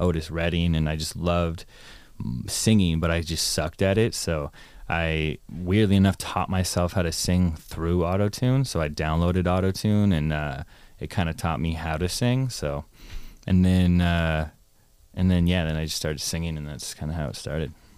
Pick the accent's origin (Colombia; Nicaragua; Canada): Canada; Toronto, Ontario; moved away as an adult; also born or lived in Ottawa / Los Angeles; I was born in Toronto, moved to Ottawa, then moved back to Toronto, and then went to university, and then moved from Toronto to America, L